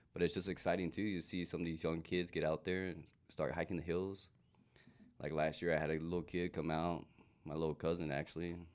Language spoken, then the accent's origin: English; Safford, Arizona, United States; born and raised in Safford, Arizona, Pima, a little smaller town.